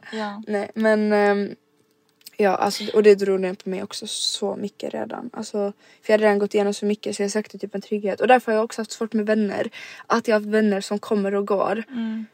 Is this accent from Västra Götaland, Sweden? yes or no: no; Rydebäck, Skåne, Sweden; also born or lived in Helsingborg; Så det började då i Rydebäck mm. där vi växte upp